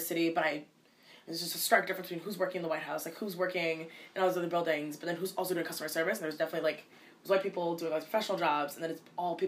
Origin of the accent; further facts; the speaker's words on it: United States; I'm a Ugandan American because I was born here in America, but my parents, both of them were born and raised in Uganda